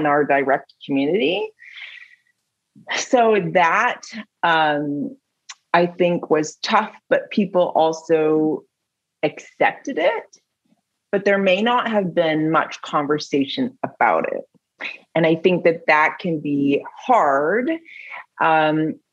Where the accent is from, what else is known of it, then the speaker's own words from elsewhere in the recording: Milton, Ontario, Canada; I grew up in Halton, like in Milton, small town